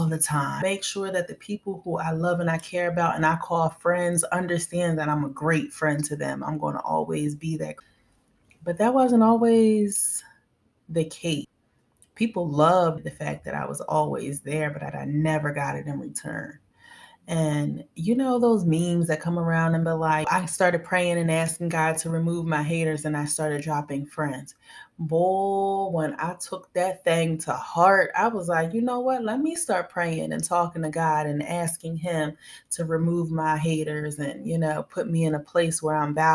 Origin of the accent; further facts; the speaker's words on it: outside of Philadelphia, Pennsylvania, United States; moved away as an adult; now in Tampa, United States; I am from Pennsylvania, outside of Philadelphia, and I am currently in Tampa, Florida, and I've been here for a couple months